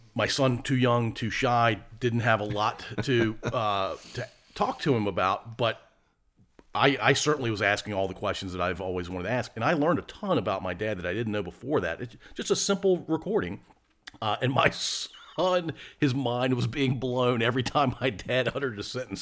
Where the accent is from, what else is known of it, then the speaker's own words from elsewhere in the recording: Ashland, Virginia, United States; I grew up in the middle of Ashland